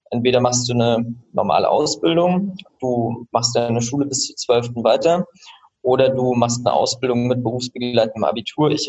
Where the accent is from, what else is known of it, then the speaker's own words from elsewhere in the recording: Switzerland; also born or lived in Rostock, Germany / Austria; Genau, also ich